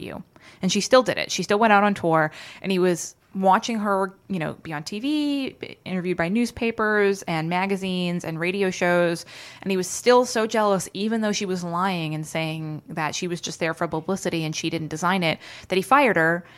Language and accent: English; New England, United States; I'm from New England